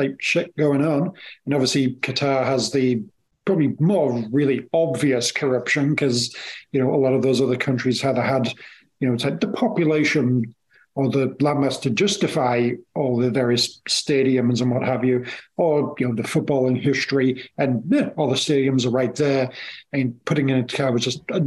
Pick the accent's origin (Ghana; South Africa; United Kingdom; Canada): United Kingdom; England; moved away; growing up English in the 80s